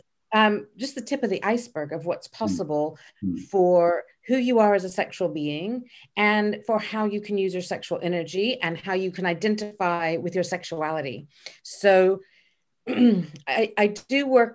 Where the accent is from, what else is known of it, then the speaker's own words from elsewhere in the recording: Memphis, Tennessee, United States; moved away as an adult; also born or lived in Dallas, Texas; now in United Kingdom; I was born in Dallas, but I was raised in Memphis.